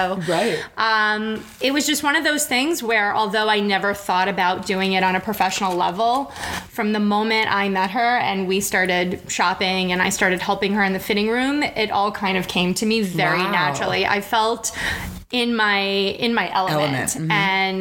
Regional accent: New York City, New York, United States; also born or lived in Manhattan; I was born and raised in Brooklyn

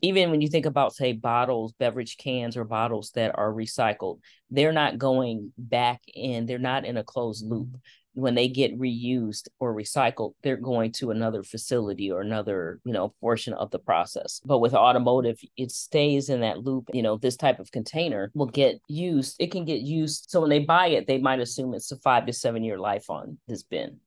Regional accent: Detroit, Michigan, United States; growing up in Detroit, one of the things my father used to do was take us on Saturday mornings to tour our automotive plants

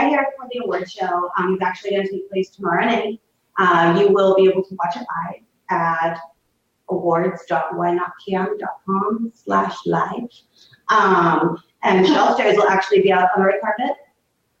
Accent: East Coast, United States; I'm definitely from the East Coast.

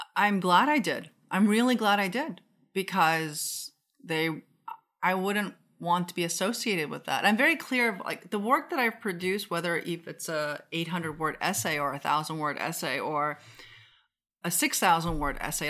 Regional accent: Seoul, South Korea; also born or lived in Japan; now in United States; I grew up in Seoul and then I came to the US.

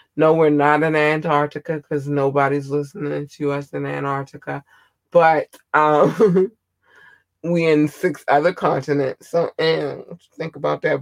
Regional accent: United States; I'm an American

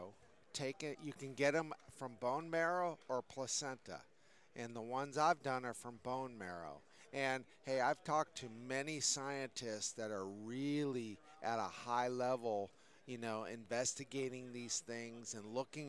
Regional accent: Connecticut, United States; I grew up in Connecticut

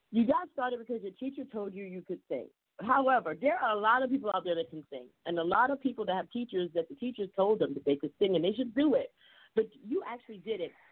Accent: Chicago, Illinois, United States; I, I I'm from Chicago originally.

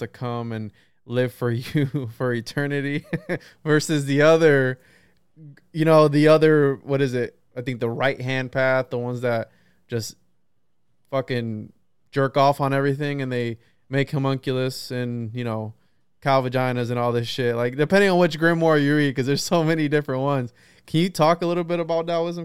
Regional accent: Central Florida, United States; I'm from Florida, Central Florida.

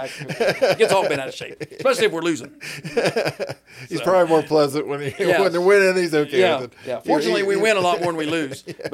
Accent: Waterford, Ohio, United States; because we're from Waterford Beverly, so we knew people down that way.

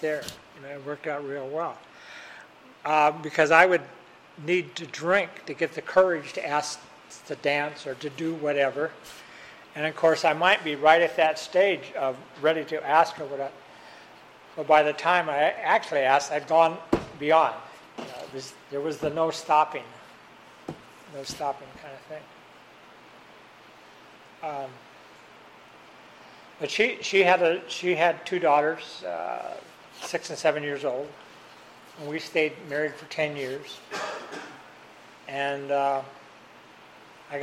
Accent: Tacoma, Washington, United States; moved away as an adult; also born or lived in Seattle, Washington / California; I grew up in Tacoma, Washington, and then I went to Seattle to school

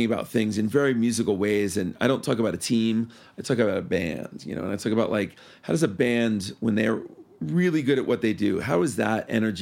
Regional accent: New York City, New York, United States; moved away as an adult; also born or lived in Key West; now in Denver, United States; I am originally from New York, as I'm sure my accent might still reveal. And I was born and raised there until I was almost 30

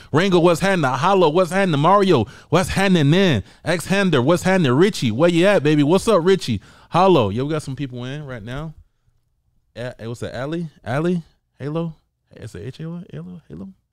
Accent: United States; I went against the American fighter, and I'm American

